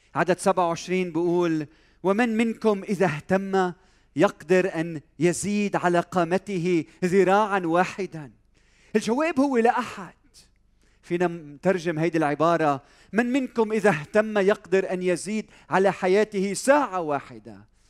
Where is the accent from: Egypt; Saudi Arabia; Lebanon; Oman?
Lebanon; بلدنا لبنان وطننا لبنان وانا لبناني